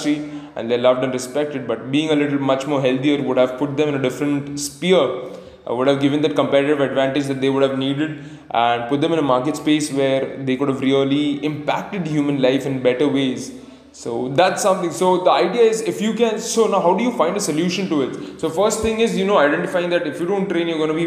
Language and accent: English; Pune, Maharashtra, India; I come in from Pune, India